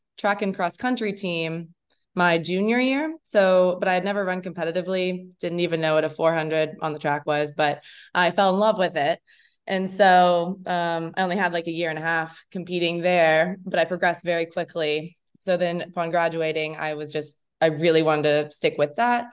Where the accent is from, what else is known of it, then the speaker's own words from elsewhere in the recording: Lexington, Kentucky, United States; moved away as an adult; also born or lived in Indiana; I'm from Lexington, Kentucky. So I grew up there